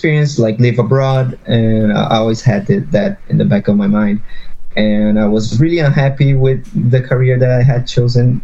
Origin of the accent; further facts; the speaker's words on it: São Paulo, Brazil; moved away as an adult; now in Vancouver, Canada; I'm based in Vancouver, Canada now, but I'm originally from Brazil, São Paulo, Brazil